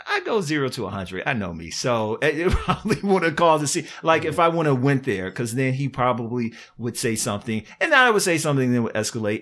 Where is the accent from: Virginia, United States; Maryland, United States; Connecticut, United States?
Virginia, United States; moved away; I'm from Virginia